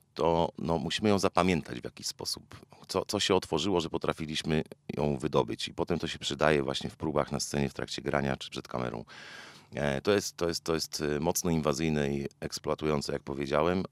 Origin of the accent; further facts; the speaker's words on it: Wałbrzych, Lower Silesian Voivodeship, Poland; Jestem z Wałbrzycha, bardzo lubię to miasto